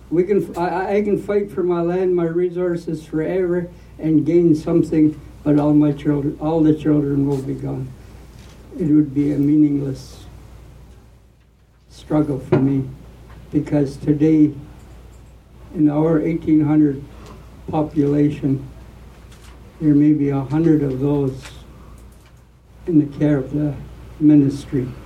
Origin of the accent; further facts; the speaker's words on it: British Columbia, Canada; I tell Canada I am a Lewitan. Thank you. I'm, I'm not a Canadian. I never will be.